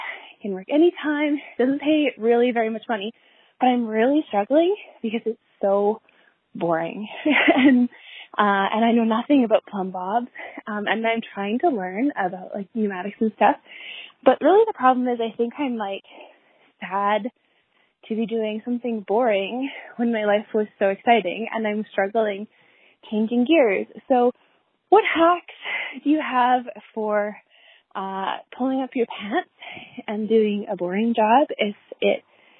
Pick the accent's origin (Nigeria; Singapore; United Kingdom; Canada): Canada; also born or lived in Chilean Patagonia; I'm from Canada, so I had to come back to Canada.